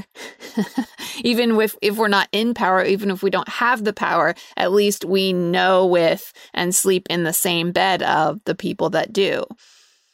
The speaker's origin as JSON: {"language": "English", "region": "Utah", "country": "United States"}